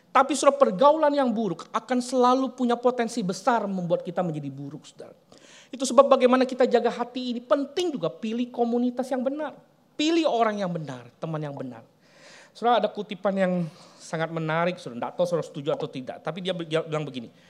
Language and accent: Indonesian; Palembang, South Sumatra, Indonesia; moved away as an adult; saya selesai SMA, saya harus pergi, tinggalkan kota Palembang, saya bilang. Saya harus tinggalkan uh, kampung halaman saya.